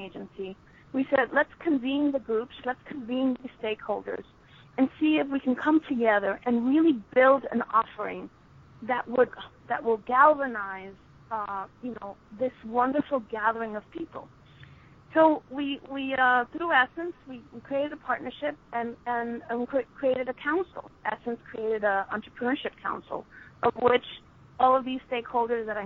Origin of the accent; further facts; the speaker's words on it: New York City, New York, United States; I was actually born in New York